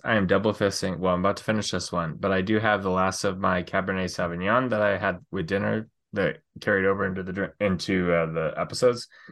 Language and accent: English; Northern California, United States; moved away; I'm from Northern California originally, and that's where we all go back